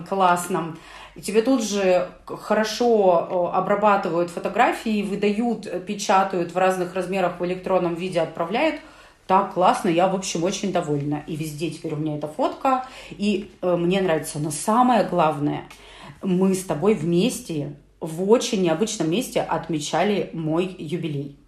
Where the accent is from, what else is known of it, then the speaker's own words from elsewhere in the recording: Urals, Russia; нас, уральцев